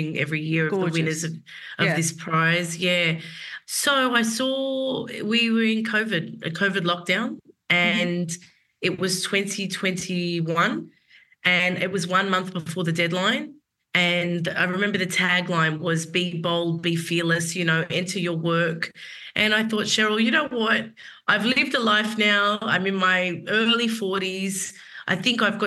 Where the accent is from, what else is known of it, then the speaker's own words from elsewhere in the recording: Sydney, New South Wales, Australia; moved away as an adult; also born or lived in Central Coast, New South Wales / New York; I grew up for a couple of years on the Central Coast, but I mainly grew up in the inner west